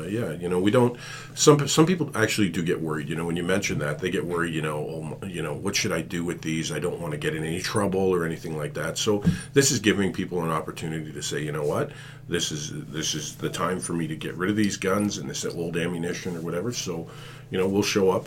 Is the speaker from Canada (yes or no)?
yes; Canada; We're Canadian